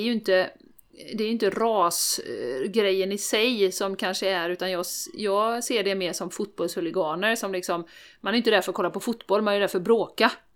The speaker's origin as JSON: {"language": "Swedish", "country": "Sweden", "said": "vi som svenskar"}